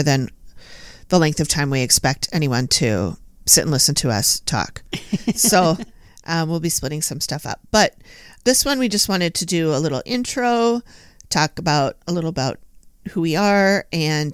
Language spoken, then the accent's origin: English; Minneapolis, Minnesota, United States; I've lived here all my life